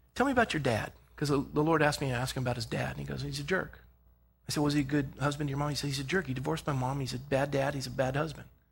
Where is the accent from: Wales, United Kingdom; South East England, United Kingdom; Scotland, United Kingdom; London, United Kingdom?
Scotland, United Kingdom; I'm Scottish